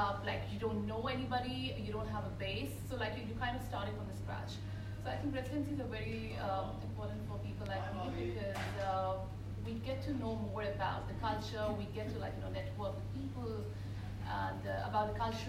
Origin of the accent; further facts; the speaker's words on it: Pakistan; moved away as an adult; now in Perth, Australia; I have been living in Perth for 2 years, but I'm originally from Pakistan.